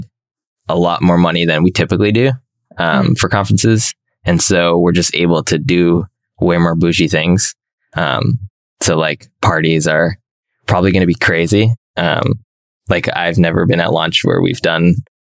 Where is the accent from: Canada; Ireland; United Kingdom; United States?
Canada; Toronto, Ontario; And I was in Toronto. I'm from Toronto